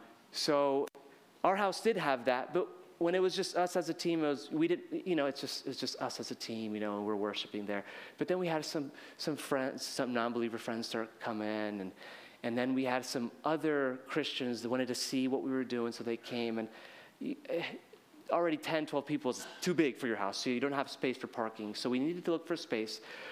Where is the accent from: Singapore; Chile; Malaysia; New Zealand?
Chile; I was raised in Chile. I'm speaking more Spanish in Japan than I've spoken anywhere else